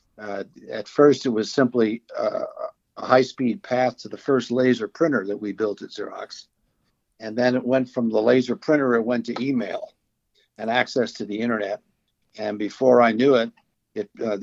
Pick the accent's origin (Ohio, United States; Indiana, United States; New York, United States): New York, United States; Bay Shore; moved away as an adult; also born or lived in Brooklyn, New York / Levittown, New York / Boston, Massachusetts; We moved for a year to Levittown and then finally Bayshore, Long Island, where I went K-12.